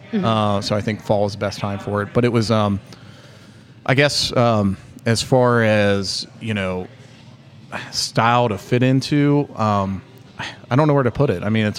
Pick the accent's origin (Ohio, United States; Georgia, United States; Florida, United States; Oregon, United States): Ohio, United States; Cincinnati; born or raised there; also born or lived in Fairfield, Ohio